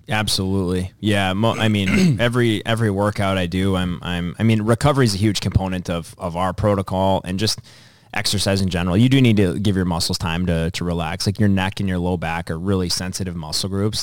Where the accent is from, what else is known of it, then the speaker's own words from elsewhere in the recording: Dassel, Minnesota, United States; my hometown of Dassel